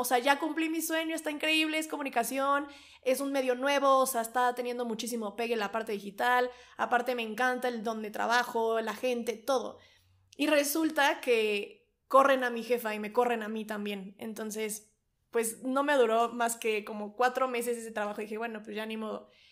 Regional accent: Toluca, State of Mexico, Mexico; regreso a Toluca, de donde yo soy, bueno, donde yo vivo y toda mi familia

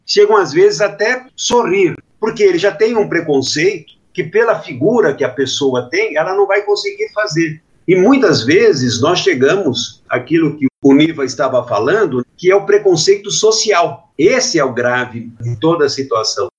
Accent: Brazil; Nós não somos brasileiros, nós estamos brasileiros.

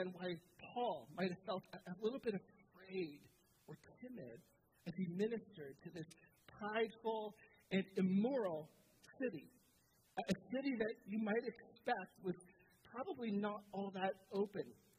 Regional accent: Southern Ontario, Canada; I'm from Southern Ontario

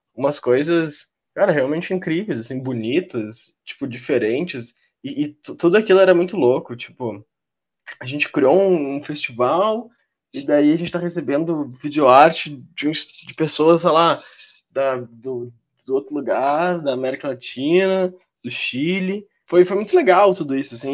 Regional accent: Porto Alegre, Rio Grande do Sul, Brazil; eu sou de Porto Alegre, né, do Rio Grande do Sul

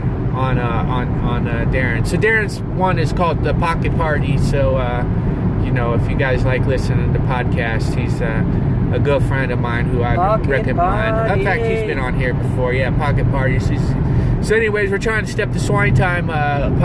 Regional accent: Covington, Ohio, United States; now in Los Angeles, United States; my hometown of Covington, Ohio

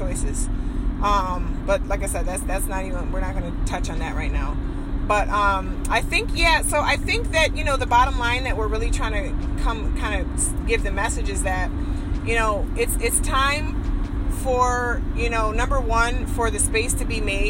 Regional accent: Rochester, New York, United States; moved away; also born or lived in the South; I'm also from Rochester, New York, born and raised

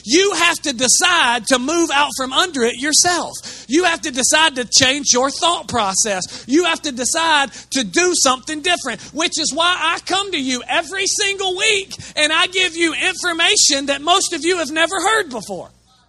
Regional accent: Chattanooga, Tennessee, United States; it's because of the place we grew up in Chattanooga, most of you are oppressed by a demon called the spirit of religion.

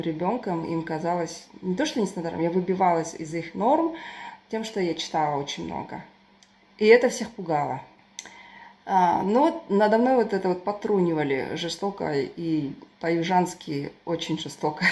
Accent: Turkestan, Turkistan Region, Kazakhstan; now in United Kingdom; Я родилась в Туркестане, супер традиционной семье, консервативной, патриархальной

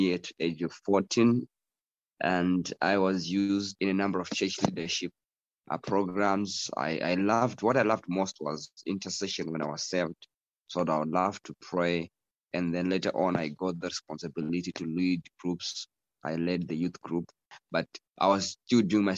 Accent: Zimbabwe; also born or lived in Harare / Kwekwe / Mutare; I grew up in Zimbabwe and still in Zimbabwe.

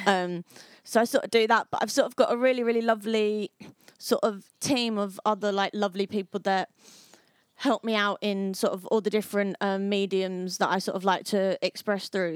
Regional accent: Harlow, East of England, United Kingdom; my hometown. Harlow, which is the most murderous town in England and Wales.

